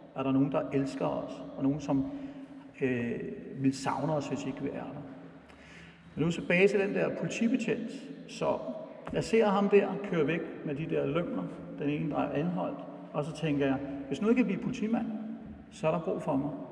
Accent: Brøndby, Capital Region of Denmark, Denmark; jeg voksede op ude på Brøndby Øster i, øh, i 70'erne

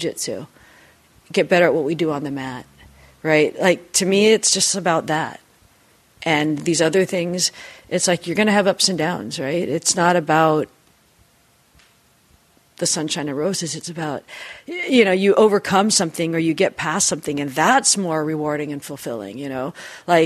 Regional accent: Seattle, Washington, United States; I grew up in Seattle.

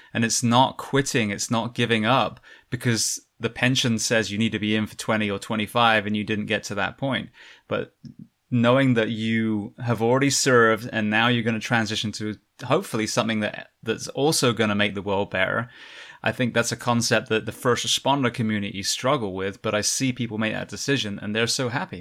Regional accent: England, United Kingdom; moved away; you can tell I'm from England

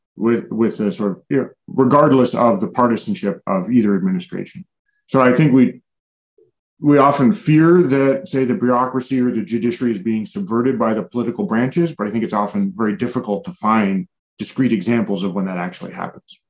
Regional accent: United States; as an American

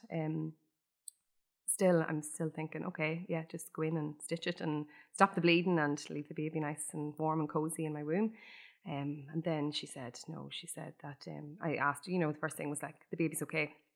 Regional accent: Ireland; every Irish person growing up in Ireland

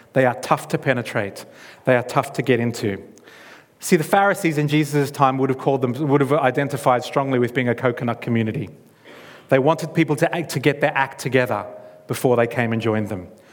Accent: Australia; moved away; I'm from Australia. All of my, my blood family is in that country.

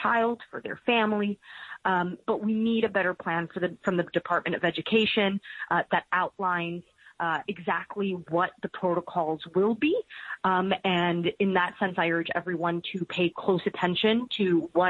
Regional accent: New York City, New York, United States; we're both from Queens

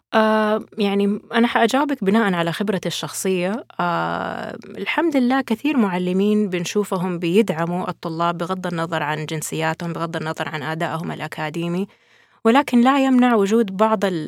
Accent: Saudi Arabia; عندنا في السعودية

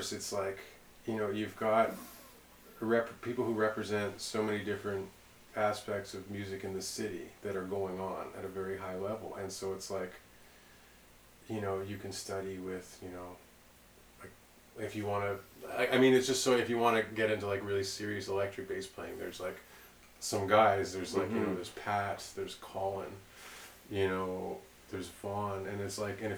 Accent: Mississauga, Ontario, Canada; also born or lived in Toronto / New York; I'm from Mississauga, like, not cool Mississauga.

